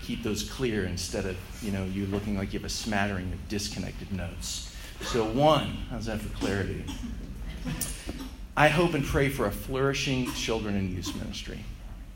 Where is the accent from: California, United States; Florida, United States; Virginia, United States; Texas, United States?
Texas, United States; moved away as an adult; also born or lived in Seattle, Washington / Colorado Springs, Colorado / Phoenix area, Arizona / southern Oklahoma; now in Charlotte, United States; born and raised in Texas